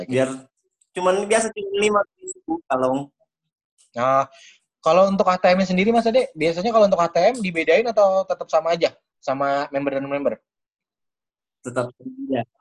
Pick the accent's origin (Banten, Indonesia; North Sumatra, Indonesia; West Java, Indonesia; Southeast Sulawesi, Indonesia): Southeast Sulawesi, Indonesia; Kendari; born there; Eh, kebetulan saya lahir di Kendari. Oh, besar berarti lahir di Kendari. Nah, tapi saya sebenarnya dari pulau lain dekat Kendari juga.